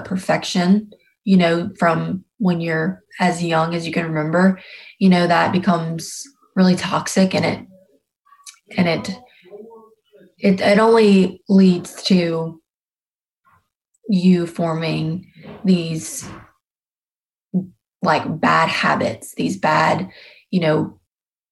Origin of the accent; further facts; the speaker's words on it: South Louisiana, United States; born and bred in the South. This is all I know. And I'm definitely a Southern girl at heart.